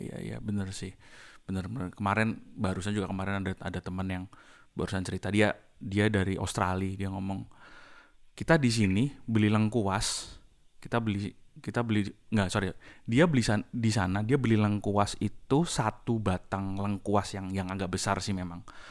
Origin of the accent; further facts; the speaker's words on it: Semarang, Central Java, Indonesia; Saya dari Semarang.